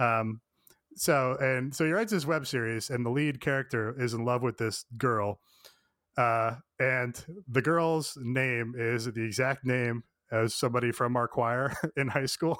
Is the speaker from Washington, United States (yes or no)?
no; Illinois suburbs, United States; I was a white guy growing up in the Illinois suburbs.